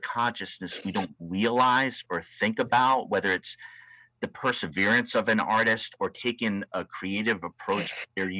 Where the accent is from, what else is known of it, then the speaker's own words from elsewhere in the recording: Rhode Island, United States; now in West Coast, United States; here on the West Coast, and I'm from Rhode Island, the ocean state